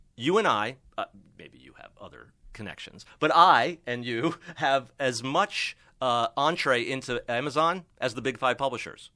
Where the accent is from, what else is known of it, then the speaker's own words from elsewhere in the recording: Miami, Florida, United States; now in Los Angeles, United States; I grew up in Miami